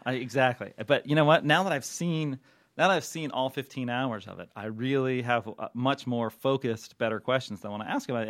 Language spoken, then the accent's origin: English; Southern California, United States; We're from California, and I'm from, I'm born in SoCal